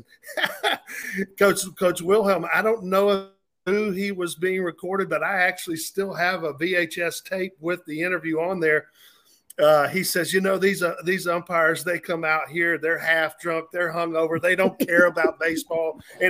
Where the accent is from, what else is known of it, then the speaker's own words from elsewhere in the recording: Orlando, Florida, United States; I grew up in Orlando, Florida, or I went to high school in Orlando, Florida